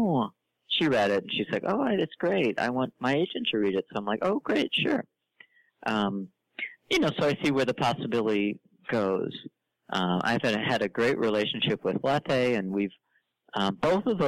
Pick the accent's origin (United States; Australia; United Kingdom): United States; St. Louis, Missouri; I'm from St. Louis